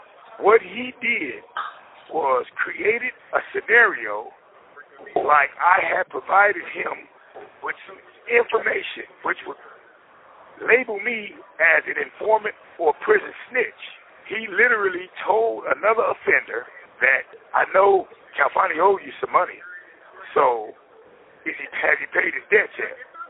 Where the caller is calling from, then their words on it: Indiana, United States; I'm calling in from Wabash Valley Correctional Facility.